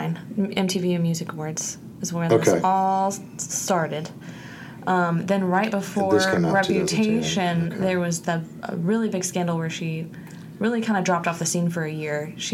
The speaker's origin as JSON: {"language": "English", "region": "Florida", "country": "United States", "said": "I'm from Florida."}